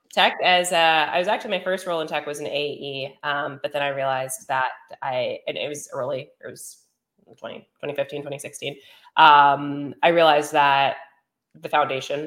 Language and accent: English; Teaneck, New Jersey, United States; moved away as an adult; also born or lived in Ithaca, New York; grew up in New Jersey, Teaneck, New Jersey